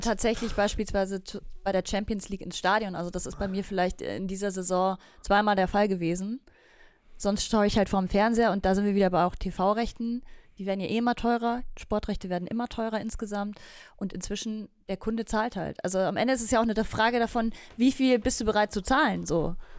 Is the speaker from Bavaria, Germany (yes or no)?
yes; Bavaria, Germany; bei uns in Bayern